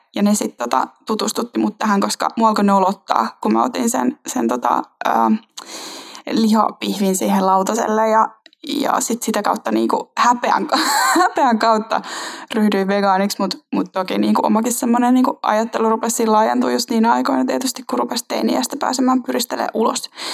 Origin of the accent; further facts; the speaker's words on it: Finland; tuosta radan varresta lähet, aika lähet Helsinkiin